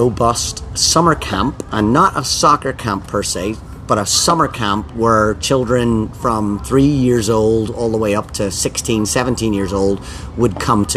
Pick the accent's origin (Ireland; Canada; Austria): Ireland; moved away as an adult; now in Rhode Island, United States; I've been in Ireland for 20 years